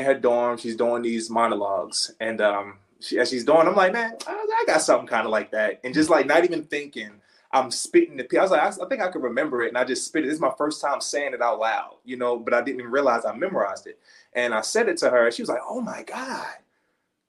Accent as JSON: {"language": "English", "town": "Baltimore", "region": "Maryland", "country": "United States", "tie": "born or raised there", "said": "growing up in Baltimore. I'm from Baltimore."}